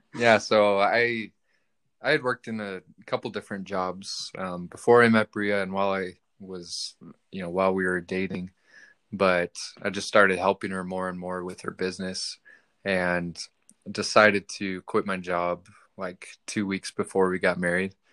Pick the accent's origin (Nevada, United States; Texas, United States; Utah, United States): Nevada, United States; Reno; I'm from Reno.